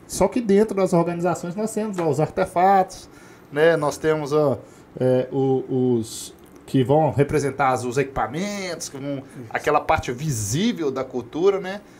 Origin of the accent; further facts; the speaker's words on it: Brazil; nós, enquanto brasileiros